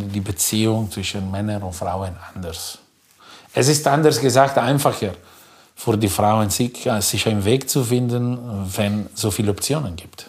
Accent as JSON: {"language": "German", "area": "between Milan and Como", "region": "Lombardy", "country": "Italy", "tie": "born or raised there", "second_language": "German", "moved": "as an adult", "lives_now": "Germany", "said": "wo ich groß geworden bin, zwischen Mailand und Como"}